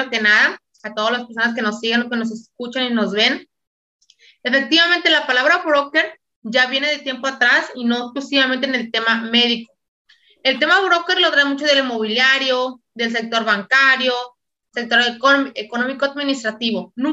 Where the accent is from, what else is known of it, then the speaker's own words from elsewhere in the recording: Mexico City, Mexico; soy de México, de la Ciudad de México.